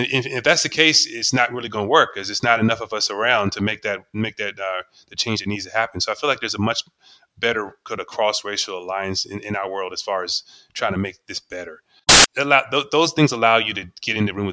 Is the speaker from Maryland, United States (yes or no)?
yes; Maryland, United States; I'm from Maryland area. They call it the DMV area now